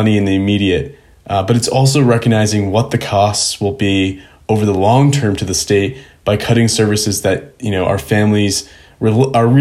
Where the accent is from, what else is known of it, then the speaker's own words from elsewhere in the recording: Biddeford, Maine, United States; I'm the first speaker from my hometown of Biddeford in Maine's 200-year history